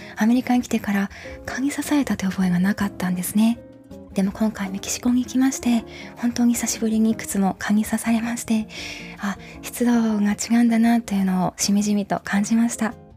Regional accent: Yamagata, Japan; moved away as an adult; now in United States; 山形の私の実家になるんですけれども

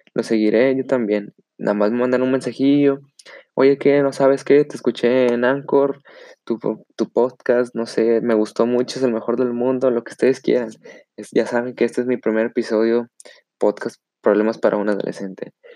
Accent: Monterrey, Nuevo León, Mexico; soy de Monterrey, Nuevo León

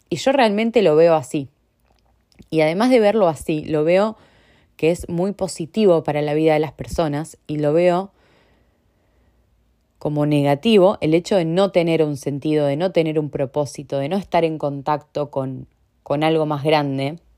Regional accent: Argentina; moved away; El otro día yo soy de Argentina y eh, tengo amigos, aunque hace mucho que vivo en otros lugares y que no vivo en Argentina, tengo amigos muy cercanos

